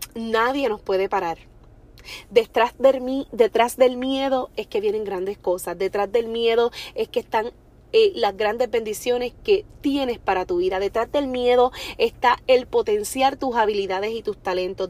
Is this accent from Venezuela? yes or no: no; Orocovis, Puerto Rico; soy de Orocovis, que es un pueblo pequeño que casi todo el mundo te conoce